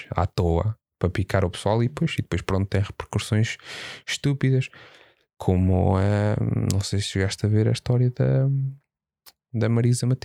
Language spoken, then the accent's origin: Portuguese; Portugal; É assim, eh, pelo menos de onde, de onde eu venho, eu nunca vi muito racismo. Okay? Existe. Portugal tem racismo, sem dúvida, mas eu nunca vi muito.